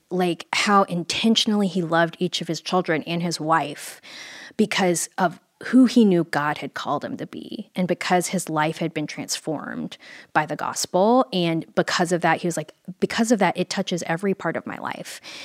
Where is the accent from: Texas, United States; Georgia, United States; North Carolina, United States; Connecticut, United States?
Texas, United States; Fort Worth; I grew up in Fort Worth, Texas